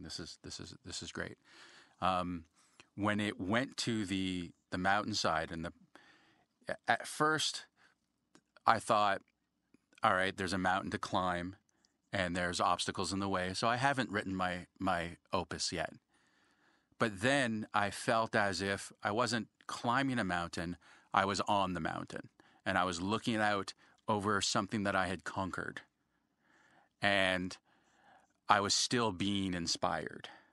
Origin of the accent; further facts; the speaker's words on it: Canada; being Canadian